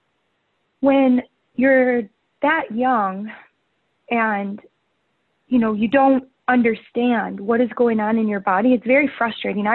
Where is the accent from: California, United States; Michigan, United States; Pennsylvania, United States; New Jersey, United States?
Michigan, United States; right outside of Detroit; moved away as an adult; also born or lived in Chicago, Illinois; now in Hermosa Beach, United States; I actually was born and raised right outside of Detroit, Michigan.